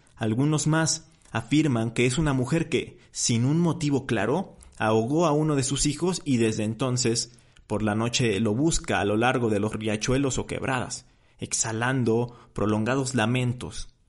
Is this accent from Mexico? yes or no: yes; Mexico; de nuestra identidad cultural ya como mexicanos